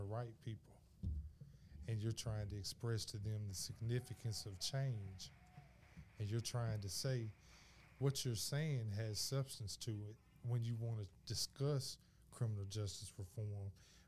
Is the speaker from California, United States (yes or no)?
no; Memphis, Tennessee, United States; I'm from Memphis, Tennessee